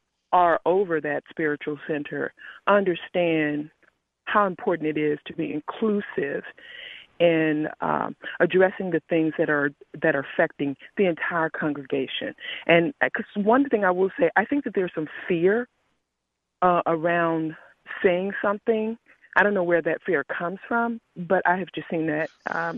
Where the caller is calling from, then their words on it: New Jersey, United States; I'm calling from New Jersey.